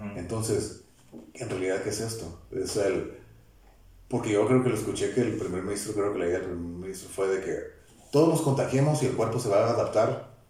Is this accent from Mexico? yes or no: yes; Mexico; somos mexicanos, pertenecemos